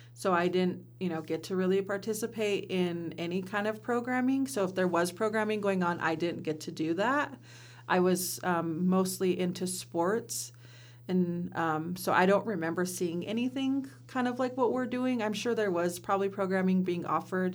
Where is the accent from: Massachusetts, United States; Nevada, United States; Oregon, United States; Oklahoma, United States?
Oregon, United States; Simnasho district, Warm Springs Reservation; I come from the Simnasho district